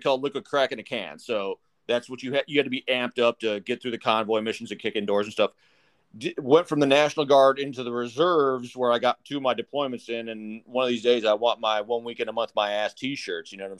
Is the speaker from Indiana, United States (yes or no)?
no; Wisconsin, United States; I'm originally from Wisconsin